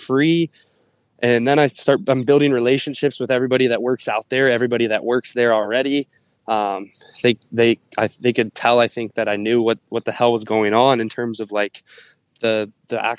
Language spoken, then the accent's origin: English; Ohio, United States; moved away as an adult; I was from Ohio